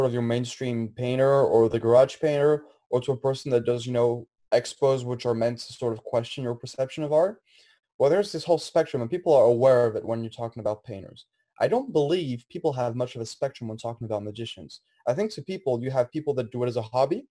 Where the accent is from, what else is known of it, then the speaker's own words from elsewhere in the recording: France; now in United States; originally, I'm from France